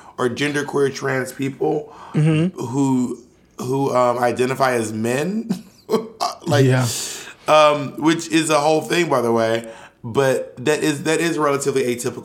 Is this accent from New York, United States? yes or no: no; Atlanta, Georgia, United States; also born or lived in Clayton County, Georgia; I'm from all over Georgia, but I spent most of my years in Atlanta